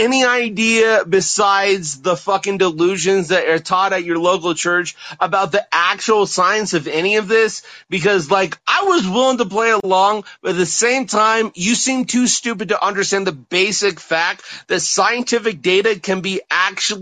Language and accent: English; Colorado, United States; I'm actually a native of Colorado